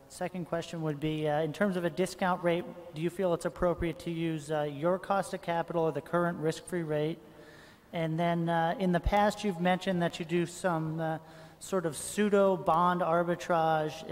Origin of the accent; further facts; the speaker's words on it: Cambridge, Massachusetts, United States; I'm a shareholder from Cambridge, Massachusetts.